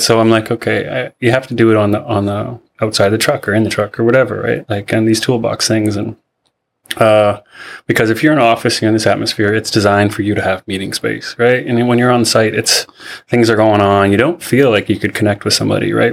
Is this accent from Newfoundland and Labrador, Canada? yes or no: no; Seabird Island, British Columbia, Canada; also born or lived in Chilliwack, British Columbia; I'm from Seabird Island. Uh, grew up there.